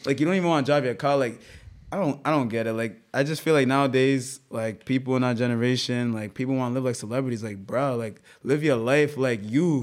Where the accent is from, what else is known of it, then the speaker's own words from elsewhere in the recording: Rhode Island, United States; we're from Rhode Island, bro. Everybody knows everybody.